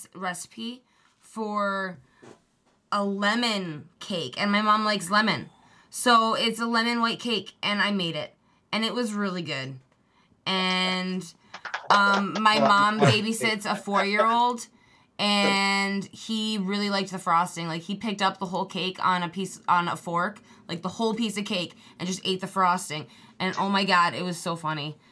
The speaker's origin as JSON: {"language": "English", "town": "Lockport", "region": "New York", "country": "United States", "tie": "born or raised there", "said": "I grew up out near Lockport"}